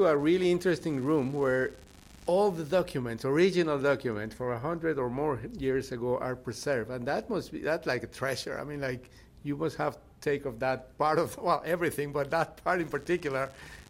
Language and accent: English; Miami, Florida, United States; because I'm from Miami, so yeah.